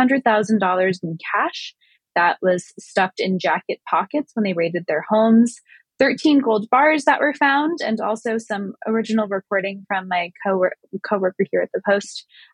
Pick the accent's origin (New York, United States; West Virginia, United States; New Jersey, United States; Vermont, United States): New Jersey, United States; my home state is not looking too proud right now